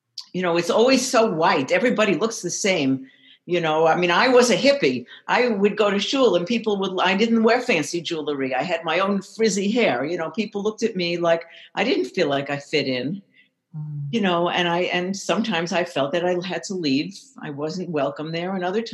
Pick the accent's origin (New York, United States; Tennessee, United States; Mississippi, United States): New York, United States; Brooklyn; I was raised in Brooklyn, and I've lived in many places, lived among all kinds of people